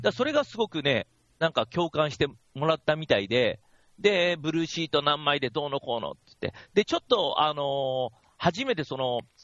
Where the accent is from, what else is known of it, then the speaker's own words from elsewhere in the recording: Kashiwa, Chiba, Japan; 僕の地元、僕、千葉の柏に住んですけど